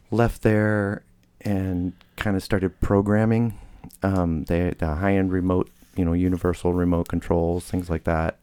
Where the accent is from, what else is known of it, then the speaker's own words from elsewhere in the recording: Michigan, United States; moved away; also born or lived in Hillsboro; I was born in Michigan